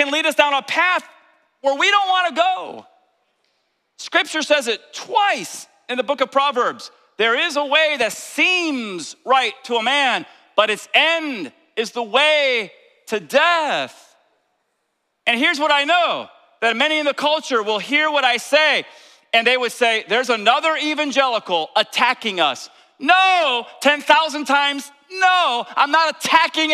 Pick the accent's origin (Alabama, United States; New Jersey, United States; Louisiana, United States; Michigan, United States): New Jersey, United States; I'm from Jersey